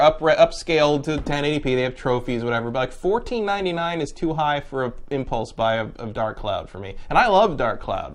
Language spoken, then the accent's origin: English; San Francisco, California, United States; moved away; I'm from there, so I'm like, you know, I go back like, ah, yes, home